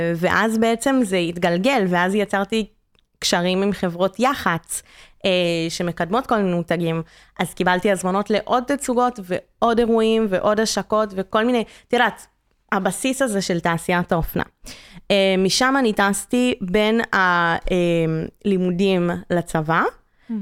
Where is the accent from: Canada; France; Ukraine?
Canada; moved away; אני קנדית